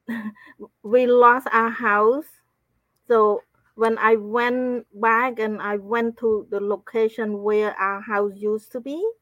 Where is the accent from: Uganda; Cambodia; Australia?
Cambodia; I grew up in Cambodia